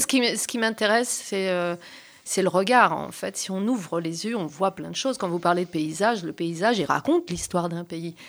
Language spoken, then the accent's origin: French; Champagne, Grand Est, France; moved away; also born or lived in Portugal (ancestry) / south of France; depuis que je suis enfant, euh, j'ai euh, baigné, mais, j'ai été bercée par une double culture, mes parents étant des immigrés portugais, installés en Champagne